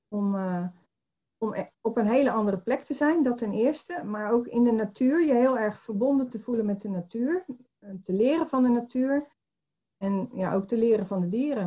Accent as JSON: {"language": "Dutch", "town": "Poortugaal", "region": "South Holland", "country": "Netherlands", "tie": "born or raised there", "lives_now": "Barendrecht, Netherlands", "said": "ik ben geboren in Portugal. Dat, dat is een dorpje onder de rook van Rotterdam."}